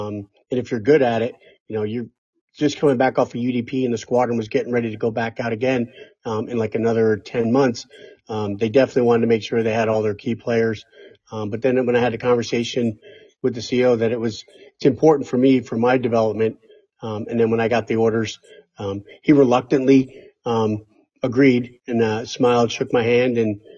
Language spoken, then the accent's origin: English; Poughkeepsie, New York, United States; I reached back and was able to get a by name request to go back to my hometown of Poughkeepsie, New York.